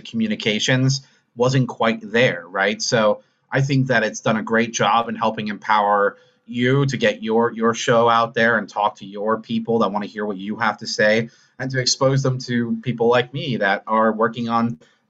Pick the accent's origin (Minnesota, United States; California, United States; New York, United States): New York, United States; now in Utah, United States; I live out in Utah, but I'm originally from New York and all my family's back in New York, New Jersey, that area